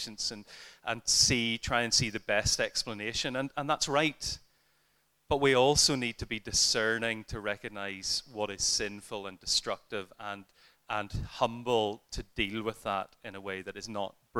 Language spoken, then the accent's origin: English; Ireland; as an Irishman